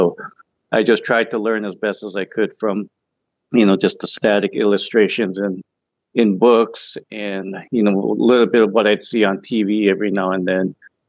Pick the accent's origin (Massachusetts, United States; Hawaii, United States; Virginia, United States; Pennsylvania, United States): Hawaii, United States; Kauai; now in Oregon, United States; Yeah, I was born and raised in Hawaii on the island of Kauai.